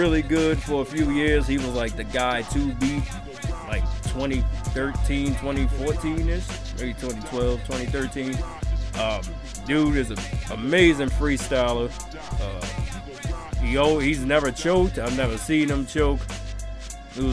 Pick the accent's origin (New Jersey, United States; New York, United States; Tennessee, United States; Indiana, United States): New Jersey, United States; Newark; I'm also from Newark